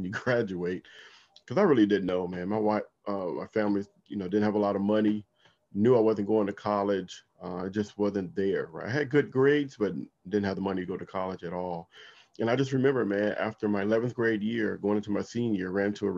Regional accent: Compton, California, United States; now in Washington, D.C. area, United States; I grew up in Compton, California

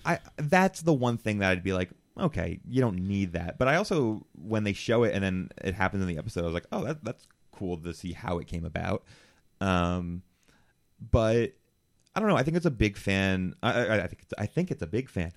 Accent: New Jersey, United States; I am a Jew from New Jersey.

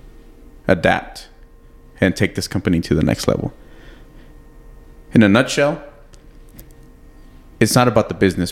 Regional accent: San Elizario, Texas, United States; we also are building a fitness facility back in my hometown in San Eli.

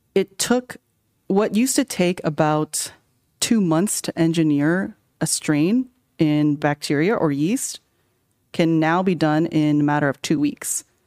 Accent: California, United States; I grew up in California.

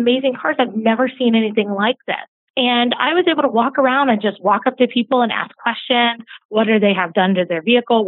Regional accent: Atlanta, Georgia, United States; I grew up in Atlanta, Georgia

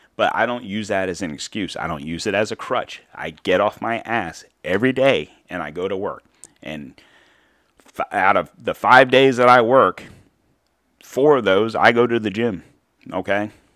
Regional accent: United States; as an American citizen

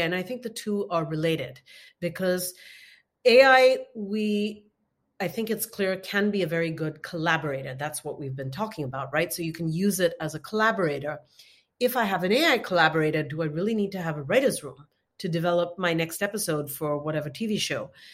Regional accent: India; I'm from India

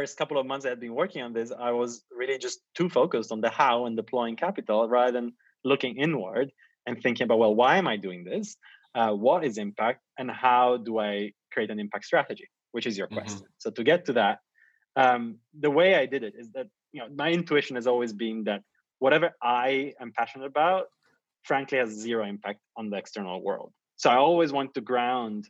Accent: Italy; also born or lived in Asia; now in London, United Kingdom; I come from Italy

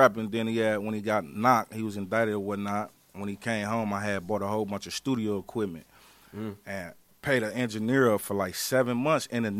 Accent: United States; also born or lived in Mississippi; Shit, we from here. Technically, I'm from Mississippi, but you know, a nigga grew up here

